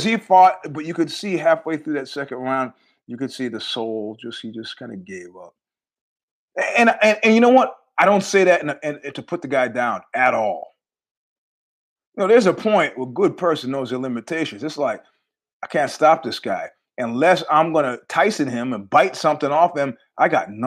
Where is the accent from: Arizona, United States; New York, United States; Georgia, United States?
New York, United States; New York City; a New Yorker